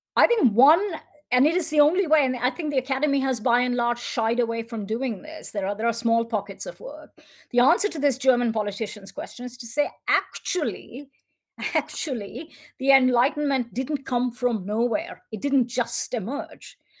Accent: India; as an Indian

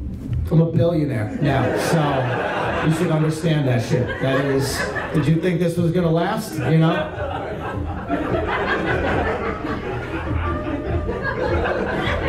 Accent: New York, United States; I grew up in New York, so it was like taxis and subways

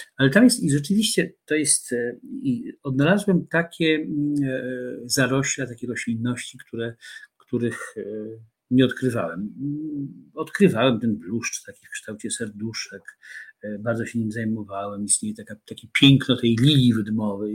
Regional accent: Warsaw, Masovian Voivodeship, Poland; do księgarni Paksu na rogu e, koszykowej, pięknej

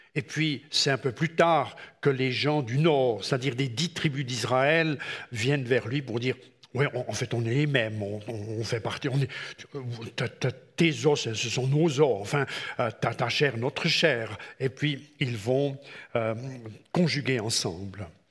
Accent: Switzerland; chez nous en Suisse

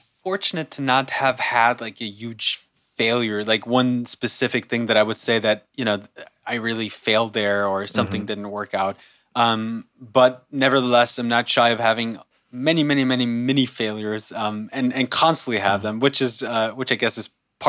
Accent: Germany; also born or lived in United States; No, I was fortunate enough to also grow up in the U.S. I was born here in Germany, but my parents moved to the U.S. when I was a kid, and I went to school there for a few years, then went back to Germany, spent most of my years in Germany.

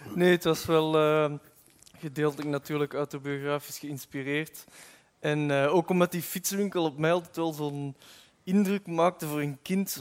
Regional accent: Flanders, Belgium; het kan niet anders als Vlaming

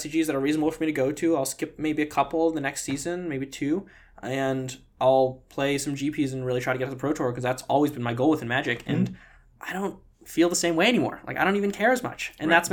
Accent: New York City, New York, United States; growing up in New York City

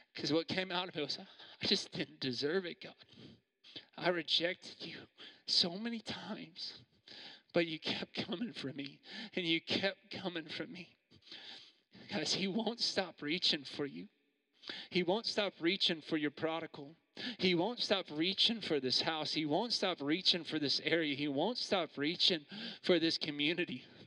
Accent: Missouri, United States; moved away as an adult; also born or lived in New York; now in Perth, Australia; I'm from Missouri

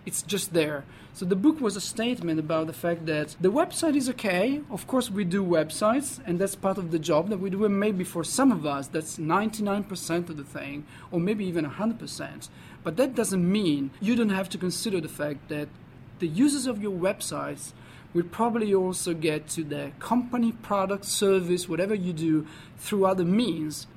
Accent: Parma, Emilia-Romagna, Italy; moved away; I'm originally Italian, so I grew up in Parma, which is a city in the north of Italy

